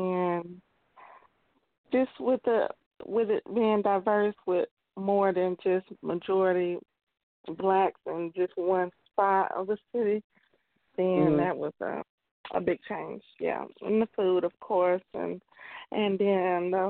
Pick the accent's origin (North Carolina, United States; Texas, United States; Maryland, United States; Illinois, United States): Illinois, United States; Chicago; moved away as an adult; now in Louisville, United States; I was born and raised in Chicago. I left there after I graduated high school in 97